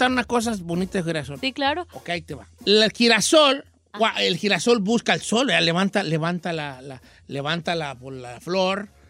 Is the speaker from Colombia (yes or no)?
no; Yucatán, Mexico; moved away; soy de Yucatán